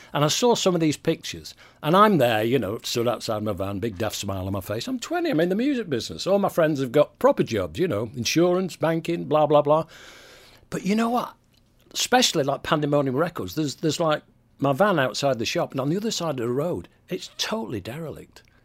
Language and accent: English; Manchester, North West England, United Kingdom; moved away as an adult; also born or lived in Didsbury, Manchester; now in Florida, United States; I was born in Fallowfield, behind David Bowler